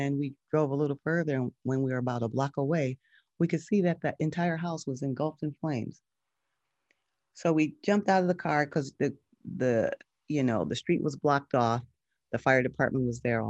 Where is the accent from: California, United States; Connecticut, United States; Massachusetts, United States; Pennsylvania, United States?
Connecticut, United States; now in Los Angeles, United States; I live in Los Angeles now, but I grew up in Connecticut in a small mid-sized city